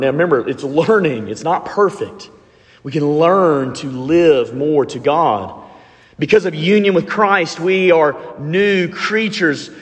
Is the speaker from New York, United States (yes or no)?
no; Alabama, United States; I'm from Alabama